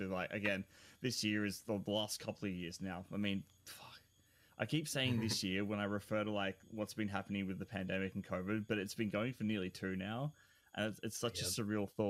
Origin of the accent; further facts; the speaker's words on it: Australia; I'm Australian.